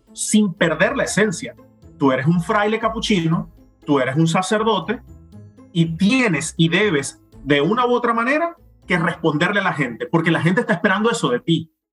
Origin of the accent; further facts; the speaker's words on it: Venezuela; moved away as an adult; now in Rome, Italy; fui de, vacaciones a Colombia y a mi tierra natal en mi país y a otros lugares de Venezuela